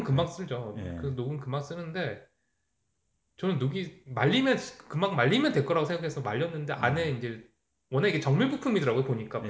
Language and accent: Korean; South Korea; now in Canada; 제가 한국 사람에서